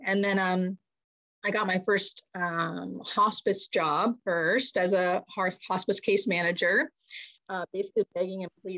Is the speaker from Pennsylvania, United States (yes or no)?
yes; Erie, Pennsylvania, United States; moved away; also born or lived in Baltimore; I grew up on the Canadian border in Pennsylvania.